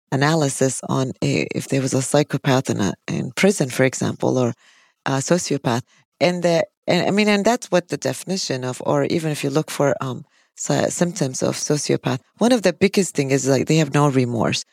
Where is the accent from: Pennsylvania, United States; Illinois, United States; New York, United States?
Illinois, United States; Chicago; I'm from Chicago, and whenever I used to work in Chicago